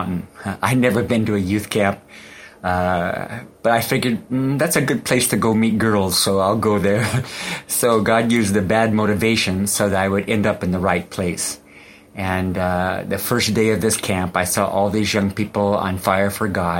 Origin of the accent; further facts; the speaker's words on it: United States; moved away as an adult; now in Indonesia; I was born and raised in America